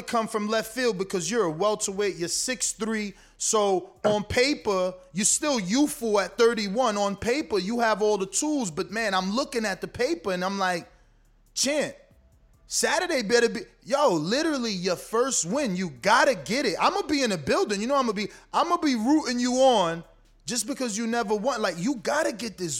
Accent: East Coast, United States; I'm from the East Coast

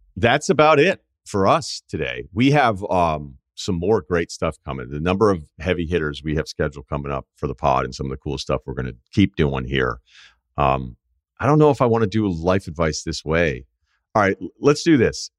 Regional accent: New England, United States; I'm not gonna use y'all, uh, because I'm from New England

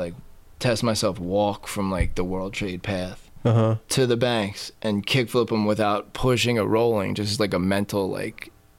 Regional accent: New Jersey, United States; I was from New Jersey.

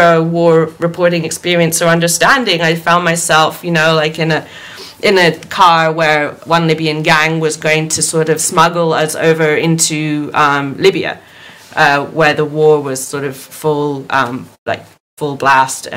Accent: Rome, Lazio, Italy; moved away as an adult; also born or lived in United Kingdom; I grew up in Rome, which is a very quiet city where, you know, I'd walk home every night, you know, as a 16, 17, 18-year-old girl.

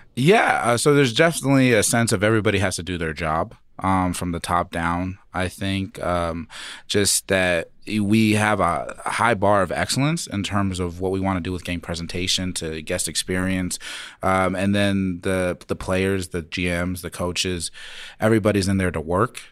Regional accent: Phoenix, Arizona, United States; now in Denver, United States; I grew up in Phoenix, and coming here to Denver

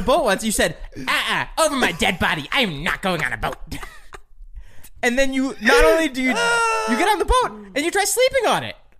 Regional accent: New Jersey, United States; I'm from New Jersey

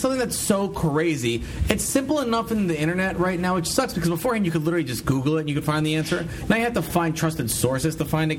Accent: United States; Now, I'm like a laughing stock when I say I'm an American.

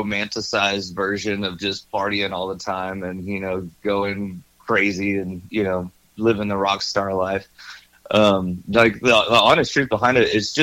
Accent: Corpus Christi, Texas, United States; now in College Station, United States; I was born down in Corpus Christi and kind of raised down on the King Ranch until I was about 10

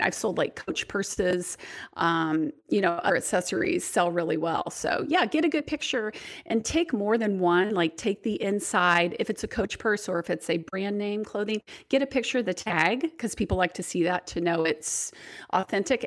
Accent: Indiana, United States; my hometown and around Indiana

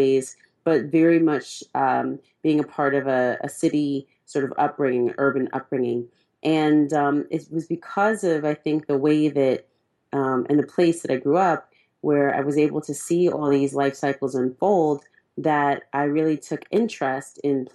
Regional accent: California, United States; I'm from California, and in Cali

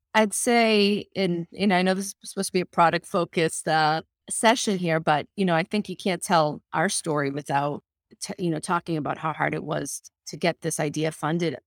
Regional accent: United States; first language Spanish; English is a second language; I was the first one in my family born in this country. Um, so I was born to Colombian immigrant parents who immigrated to the United States in the seventies I, my first language was Spanish, and I didn't learn English until I went to school

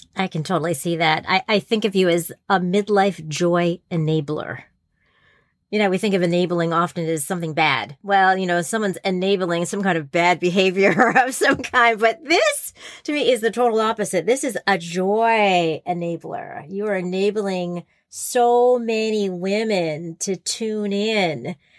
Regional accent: New Jersey, United States; I grew up in New Jersey

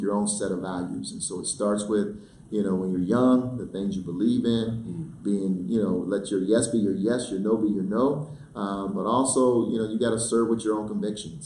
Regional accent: Denver, Colorado, United States; growing up in Denver, going and being bussed out of my neighborhood Steck Elementary School

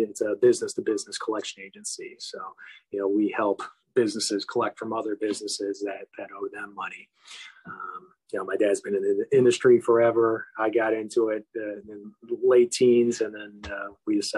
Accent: Chicago, Illinois, United States; I'm born and raised in Chicago, been here in the same neighborhood my whole life.

